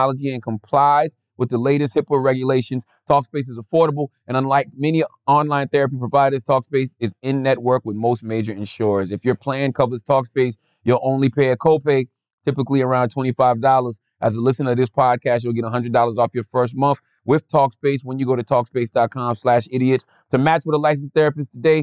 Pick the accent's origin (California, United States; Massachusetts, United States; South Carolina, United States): South Carolina, United States; Charleston; my birthplace, my hometown of Charleston, South Carolina.